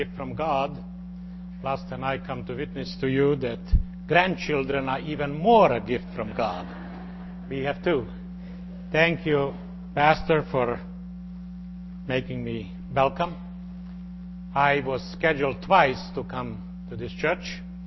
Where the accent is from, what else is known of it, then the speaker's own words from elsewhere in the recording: Slovenia; moved away; also born or lived in Croatia / Bosnia / United States; my native Slovenia